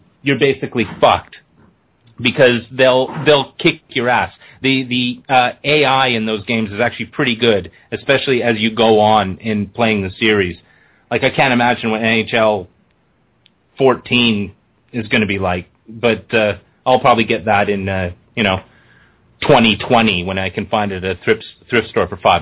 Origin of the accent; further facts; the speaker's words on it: Canada; as a Canadian